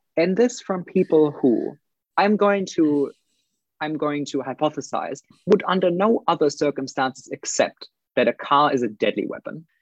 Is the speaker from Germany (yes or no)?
yes; Germany; also born or lived in United Kingdom; now in New Zealand; I'm I'm originally from Germany